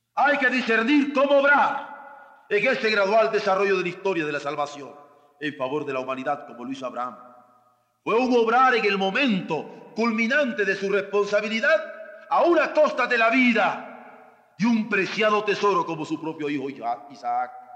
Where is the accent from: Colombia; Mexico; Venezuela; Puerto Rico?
Mexico; nosotros como hombres en México